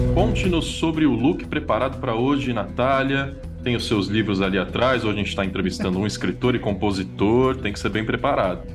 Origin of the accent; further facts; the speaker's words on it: São Paulo, Brazil; eu sou de São Paulo